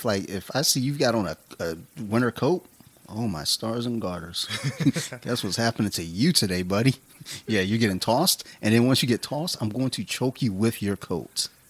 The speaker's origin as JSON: {"language": "English", "town": "Detroit", "region": "Michigan", "country": "United States", "said": "I'm from Detroit."}